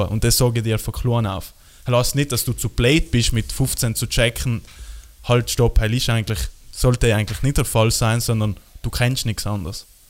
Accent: South Tyrol, Trentino-Alto Adige, Italy; bei uns in Südtirol

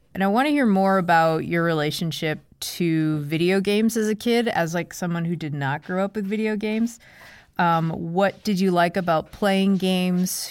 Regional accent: Boston, Massachusetts, United States; I'm from Boston

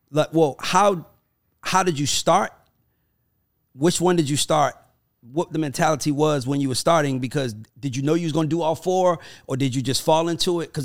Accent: Brooklyn, New York, United States; I'm from Brooklyn though. We get money when we want to get money.

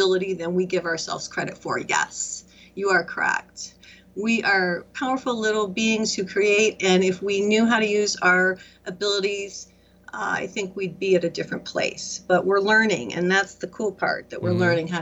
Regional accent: Michigan, United States; moved away; I'm from Michigan originally

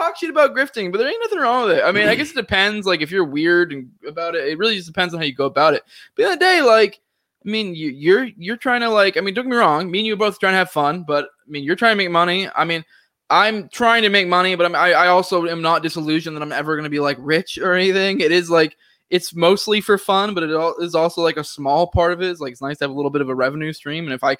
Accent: Maine, United States; So like, I was talking before, I'm originally from Maine.

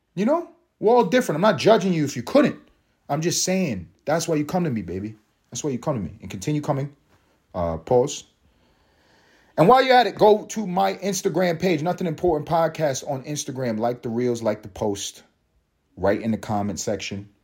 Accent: United States; I am American

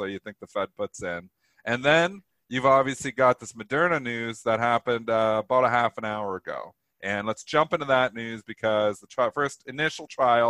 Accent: Canada; I'm Canadian here. I get the holiday.

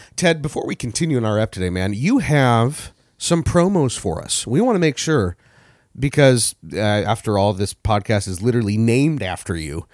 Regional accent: eastern Washington, United States; also born or lived in Seattle area; I grew up in eastern Washington

